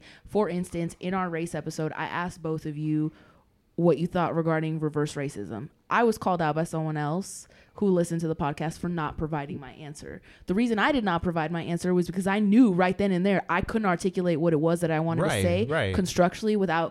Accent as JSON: {"language": "English", "region": "the South", "country": "United States", "tie": "born or raised there", "said": "growing up in the South, I hear people of color like making fun of Asian people and white people and all."}